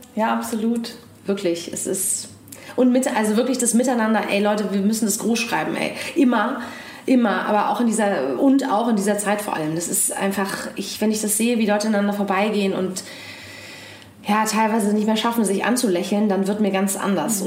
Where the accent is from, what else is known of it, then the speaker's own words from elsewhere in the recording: East Germany, Germany; Ich bin ja auch noch im Osten groß geworden oder hab, bin da geboren auf jeden Fall